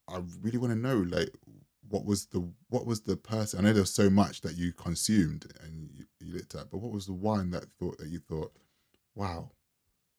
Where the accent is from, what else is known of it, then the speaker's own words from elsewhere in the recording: London, United Kingdom; me growing up in London in the 90s and early 2000s